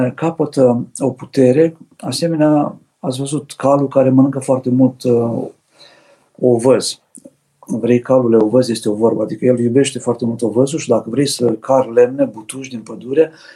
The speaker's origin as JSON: {"language": "Romanian", "country": "Romania", "said": "ca români"}